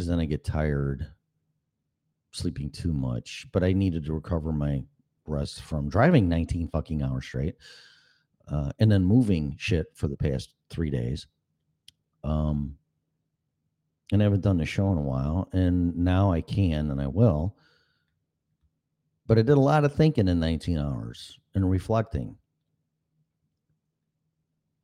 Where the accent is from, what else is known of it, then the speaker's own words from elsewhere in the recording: Illinois, United States; moved away as an adult; now in Florida, United States; people that I grew up with in Illinois